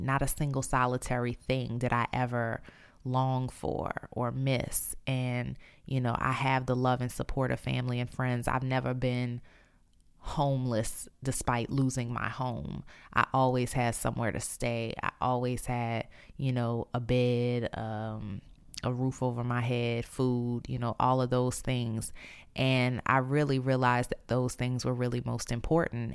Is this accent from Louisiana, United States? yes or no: yes; New Orleans, Louisiana, United States; moved away; I'm in the process of moving back to my hometown, New Orleans.